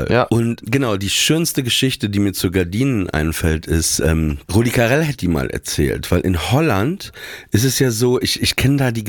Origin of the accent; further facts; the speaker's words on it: Papenburg, Lower Saxony, Germany; Ich komme aus Papenburg